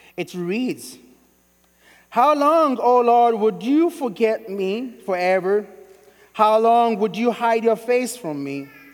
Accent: Sierra Leone; now in Kentucky, United States; I'm originally from Sierra Leone

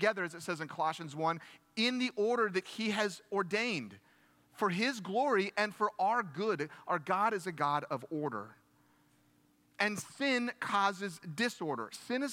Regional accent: United States; I am very glad that I'm American. I am so thankful that I'm American

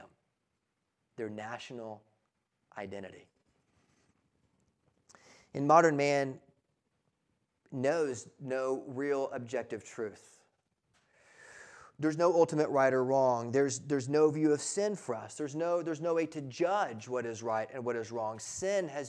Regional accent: United States; we are American

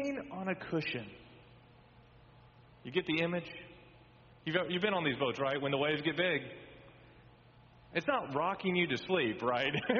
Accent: Texas, United States; moved away; I grew up in Texas

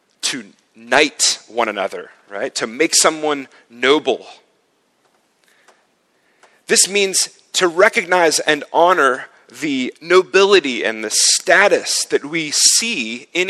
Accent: United States; moved away as an adult; now in Zurich, Switzerland; In my home country

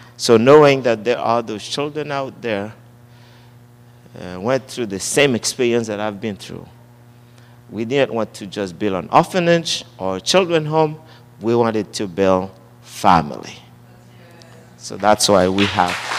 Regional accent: Haiti; born and raised in Haiti

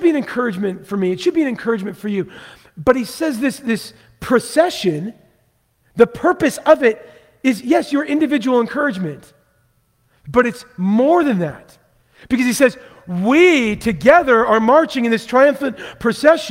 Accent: Vancouver, Washington, United States; I grew up in Vancouver, Washington

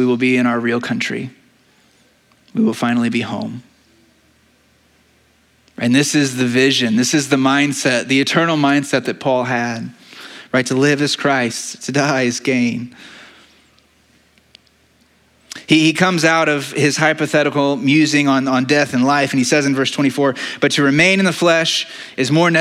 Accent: United States; we are American citizens

